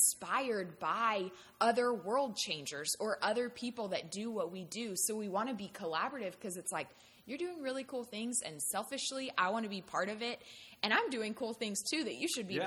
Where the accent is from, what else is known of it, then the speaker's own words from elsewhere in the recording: Bangkok, Thailand; moved away; I grew up in Bangkok, Thailand